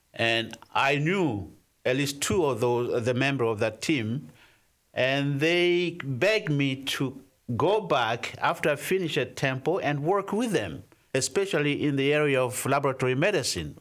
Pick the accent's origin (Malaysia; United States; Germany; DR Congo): DR Congo; I was born in the Democratic Republic of the Congo